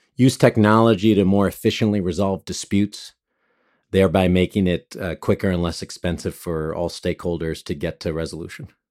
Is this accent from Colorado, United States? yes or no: no; Monterey Park, California, United States; also born or lived in Los Angeles; I grew up mostly in Monterey Park and grew up also in downtown